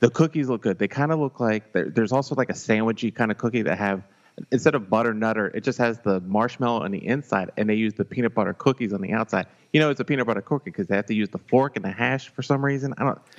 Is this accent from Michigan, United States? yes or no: no; St. Louis, Missouri, United States; I'm from St. Louis